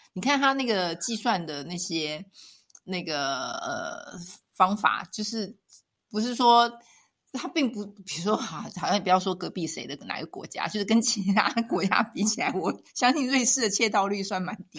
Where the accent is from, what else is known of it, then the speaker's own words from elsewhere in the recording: Taiwan; moved away as an adult; also born or lived in Taipei; now in Switzerland; 像我们在台湾长大，我们很习惯街角，就巷口超商去